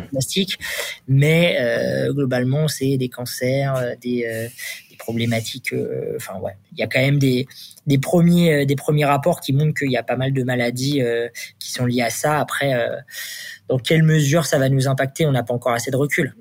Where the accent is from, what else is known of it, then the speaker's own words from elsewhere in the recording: Le Havre, Normandy, France; moved away as an adult; also born or lived in Paris; Je viens de Normandie. je fais toutes mes études là-bas, ma prépa, et puis je suis arrivé en école d'ingé à Paris